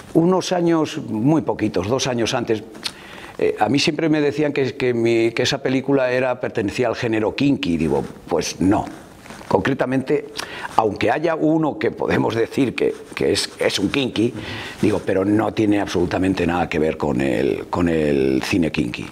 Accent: Madrid, Community of Madrid, Spain; moved away as an adult; now in León, Spain; He vivido prácticamente toda mi vida en Madrid porque mis padres, mi padre sobre todo, se fue a Madrid

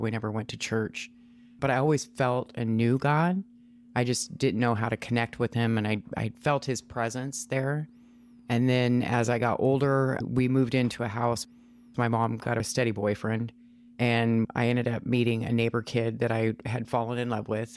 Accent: Washington, United States; also born or lived in Ohio; I was raised in Washington, moved here when I was like three years old

